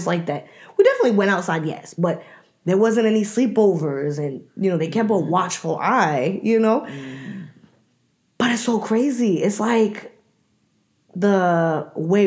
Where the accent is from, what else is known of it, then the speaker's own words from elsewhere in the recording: New York, United States; also born or lived in Washington, D.C.; now in Atlanta, United States; we are from New York, and we lived in D.C. I remember us living in New York